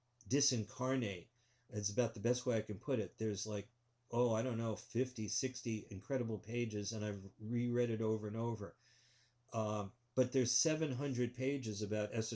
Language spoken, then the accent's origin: English; New York City, New York, United States; growing up in New York City